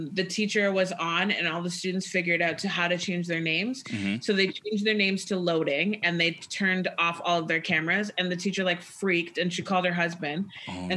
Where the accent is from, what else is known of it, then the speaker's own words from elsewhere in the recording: Mississauga, Ontario, Canada; I was born and like raised in Mississauga